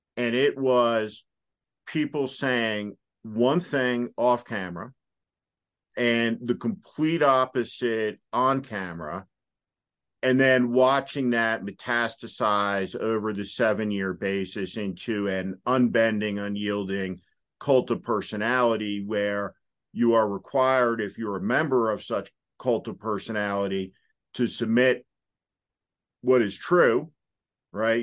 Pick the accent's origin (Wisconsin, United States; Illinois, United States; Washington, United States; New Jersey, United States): New Jersey, United States; I'm from New Jersey.